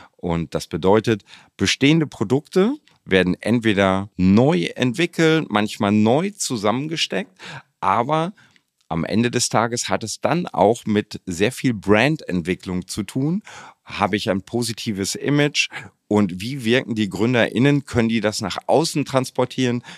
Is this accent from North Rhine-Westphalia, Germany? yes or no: yes; Hamm, North Rhine-Westphalia, Germany; moved away as an adult; also born or lived in Dortmund; now in Düsseldorf, Germany; ich bin Westfale von Hause aus, ich bin gebürtiger Dortmunder, in Hamm groß geworden